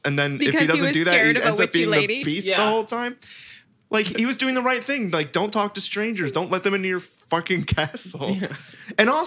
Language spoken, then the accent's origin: English; New Jersey, United States; I'm from New Jersey, where bagels come from